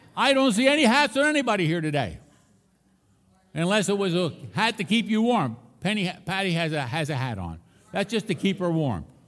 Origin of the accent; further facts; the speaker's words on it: Philadelphia, Pennsylvania, United States; I grew up in Philadelphia, Pennsylvania